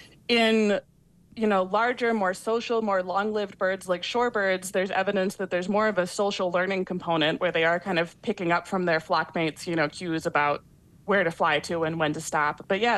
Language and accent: English; Ohio, United States; I grew up in Ohio